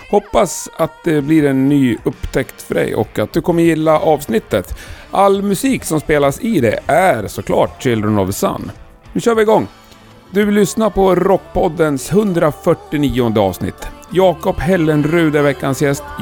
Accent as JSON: {"language": "Swedish", "region": "Värmland", "country": "Sweden", "said": "Göshud? Ja, men jag är från Värmland."}